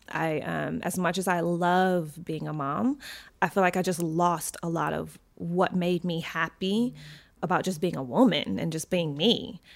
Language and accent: English; Michigan, United States; moved away; my hometown of Michigan